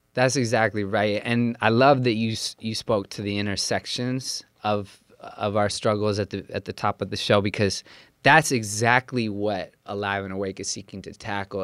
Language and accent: English; Central Coast, California, United States; I was born and raised on a small farm in Central Coast, California